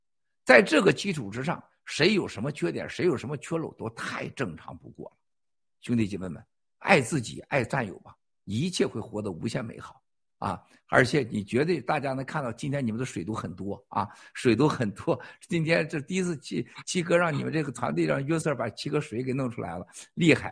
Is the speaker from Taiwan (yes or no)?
no; China; 我说不是。啊，在这之前我不是的，我就说我是来自中国啊。